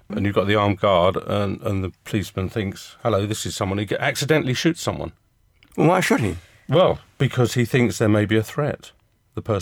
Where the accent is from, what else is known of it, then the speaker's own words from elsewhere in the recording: United Kingdom; being typically British, as I guess we all are, we we just got on with it.